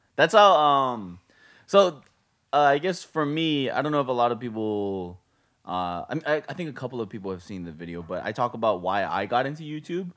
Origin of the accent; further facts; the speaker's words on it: Hawaii, United States; now in Las Vegas, United States; we're from Hawaii